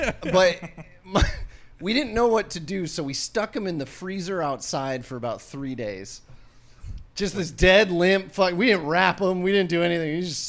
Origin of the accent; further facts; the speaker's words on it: Benson, Arizona, United States; I grew up in Benson, bro.